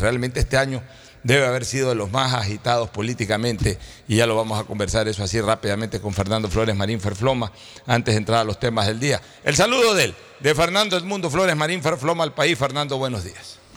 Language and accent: Spanish; Ecuador; nosotros como ecuatorianos